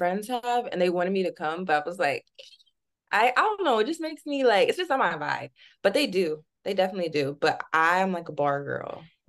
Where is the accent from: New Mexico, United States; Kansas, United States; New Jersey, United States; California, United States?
Kansas, United States; now in New York, United States; I currently reside in New York, but I'm originally from Kansas.